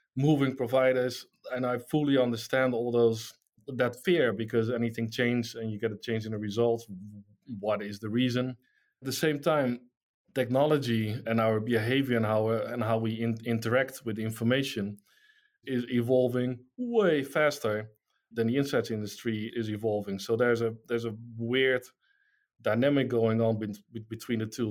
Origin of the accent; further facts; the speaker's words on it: Netherlands; I'm from the Netherlands